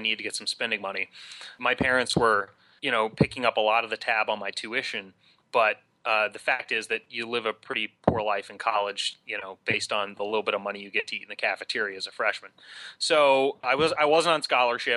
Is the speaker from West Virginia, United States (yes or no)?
yes; Huntington, West Virginia, United States; moved away as an adult; also born or lived in Duke University, North Carolina; I grew up in Huntington, West Virginia